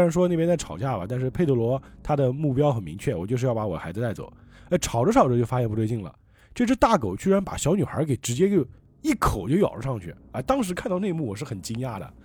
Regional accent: Changzhou, Jiangsu, China; 我们常州这边

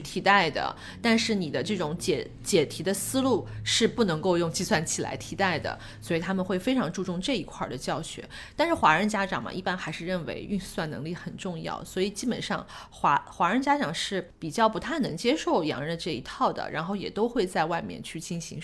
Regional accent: China; now in New Zealand; 我们中国人

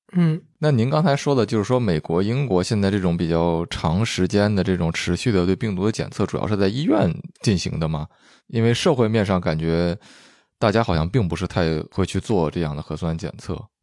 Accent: northern China, China; moved away; also born or lived in Vancouver, Canada; 我就说是北方

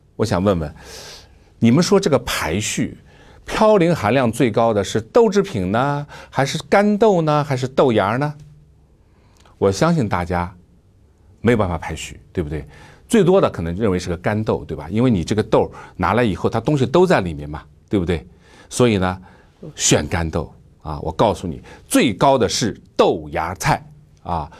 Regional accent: China; 我们中国人一个习惯啊

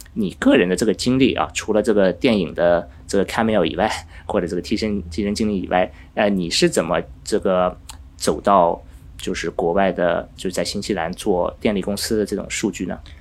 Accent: Finland; moved away; 我因为在芬兰长大

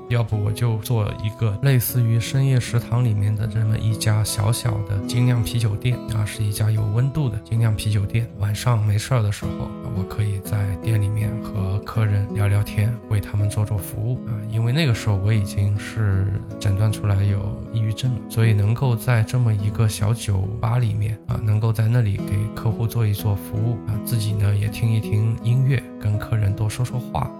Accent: Zhejiang, China; 因为我是浙江人，对吧？我们浙江人是会喝黄酒的

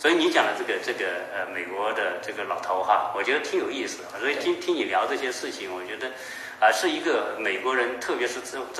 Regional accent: China; 啊，对于作为我我我我们作为一个中国人来说哈，当我们做中美对比的时候，确实看到这个中国的这种进步哈，

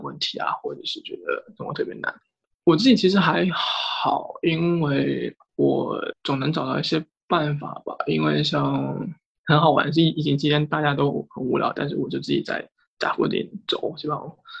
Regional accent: Shenzhen, Guangdong, China; moved away as an adult; 我其实一直在深圳长大

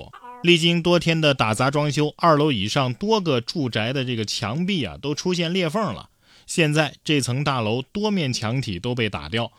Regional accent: Guangdong, China; 果然，身为广东人，踩蟑螂得从小抓起啊

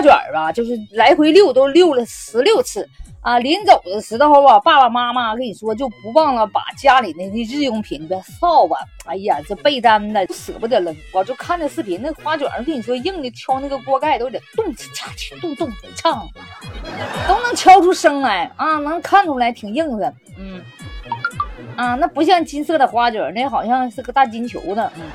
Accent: Northeast China, China; 我们东北人

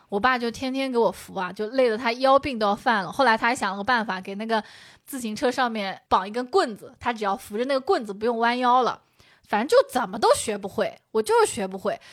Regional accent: China; 我们中国人

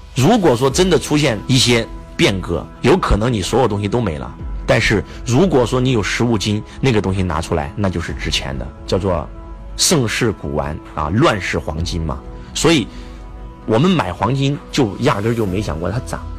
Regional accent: China

